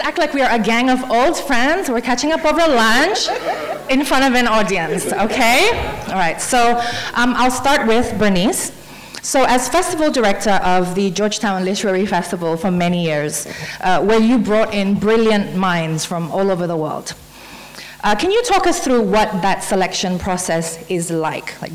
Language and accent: English; Brunei; I'm from Brunei